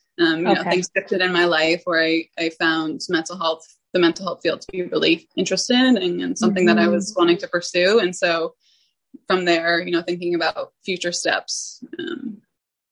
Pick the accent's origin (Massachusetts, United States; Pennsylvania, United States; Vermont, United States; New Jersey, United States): Vermont, United States; I grew up in Vermont, small town Vermont